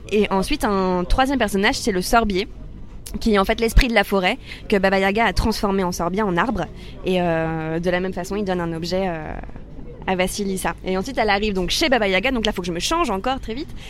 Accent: Soissons, Hauts-de-France, France; En Picardie, à Soissons, enfin dans un petit village à côté de Soissons, dans la forêt.

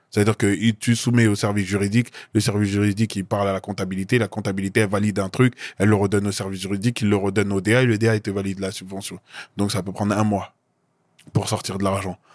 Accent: Côte d’Ivoire; Non, les gars, je suis Ivoirien.

